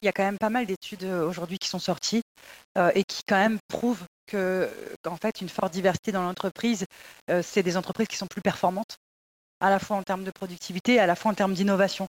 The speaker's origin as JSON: {"language": "French", "area": "Paris suburbs", "region": "Île-de-France", "country": "France", "tie": "born or raised there", "said": "j'ai grandi dans des banlieues parisiennes"}